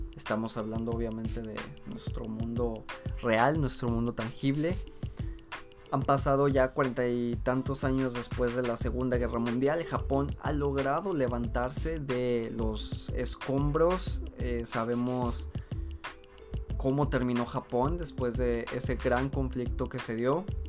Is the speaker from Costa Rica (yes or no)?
no; Mexico; Aquí en mi país